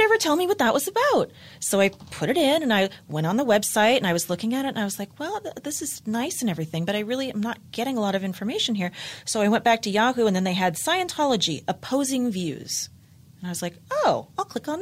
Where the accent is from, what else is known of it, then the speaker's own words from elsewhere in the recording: Los Angeles, California, United States; I was born and raised in Los Angeles